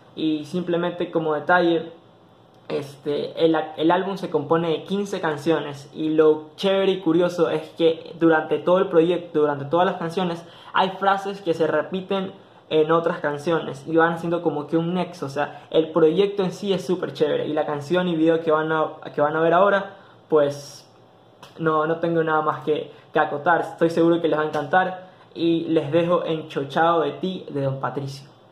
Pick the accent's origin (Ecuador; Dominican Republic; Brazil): Ecuador